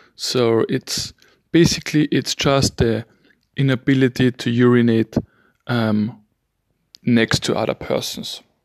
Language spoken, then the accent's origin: English; Vienna, Austria; first language German; English is a second language; I'm from Vienna, Austria